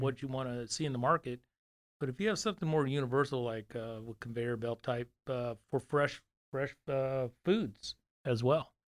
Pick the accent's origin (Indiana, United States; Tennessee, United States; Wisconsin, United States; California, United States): California, United States; Fresno; moved away as an adult; now in Dallas, United States; I'm from Fresno, California, from, uh, so I was born and raised there